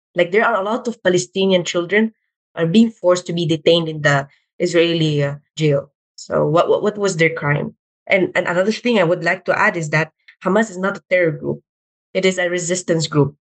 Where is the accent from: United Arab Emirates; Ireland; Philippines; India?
Philippines; I'm Filipino Arab